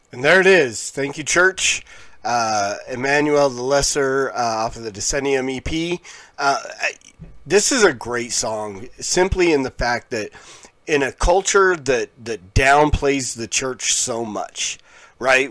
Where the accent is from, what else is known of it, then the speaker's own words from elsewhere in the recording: Pueblo, Colorado, United States; I grew up in Pueblo, Colorado